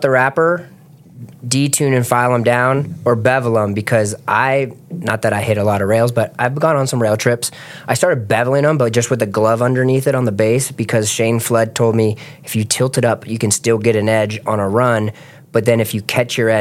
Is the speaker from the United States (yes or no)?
yes; East Coast, United States; moved away; growing up on the East Coast